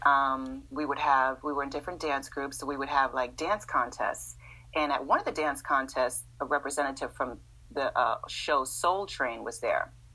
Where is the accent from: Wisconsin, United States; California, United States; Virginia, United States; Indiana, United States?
California, United States; Los Angeles; also born or lived in Massachusetts; we stayed in in LA from the sixth grade to today